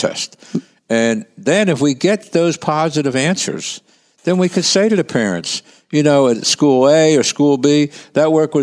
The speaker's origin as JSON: {"language": "English", "town": "Philadelphia", "region": "Pennsylvania", "country": "United States", "tie": "born or raised there", "said": "I grew up in Kensington"}